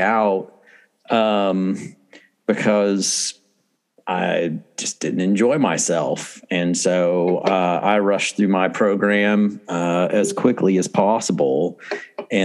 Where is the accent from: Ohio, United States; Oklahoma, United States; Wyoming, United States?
Oklahoma, United States; Oklahoma City; moved away as an adult; also born or lived in Pensacola, Florida; now in New Castle, United States; I grew up in Oklahoma City, right outside of Oklahoma City, really